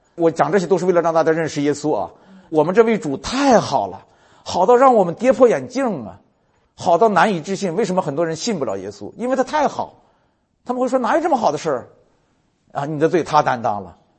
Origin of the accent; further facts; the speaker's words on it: China; 就咱们中国人，你想想，我在农村长大